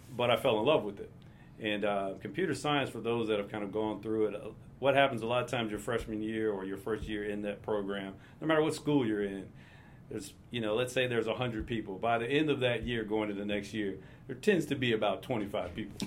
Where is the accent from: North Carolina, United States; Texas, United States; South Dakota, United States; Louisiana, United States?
North Carolina, United States; Durham; Born and raised in Durham, North Carolina.